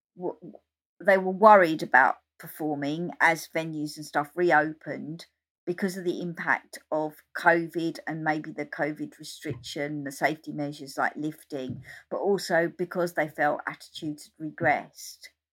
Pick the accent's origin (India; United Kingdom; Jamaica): United Kingdom; Essex, East of England; also born or lived in London; since I was thirteen, I was travelling up from Essex to London to go to gigs